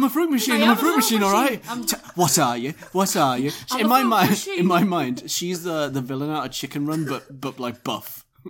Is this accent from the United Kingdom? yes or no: yes; Northern England, United Kingdom; Sorry, I'm Northerner. Glassed. My bad.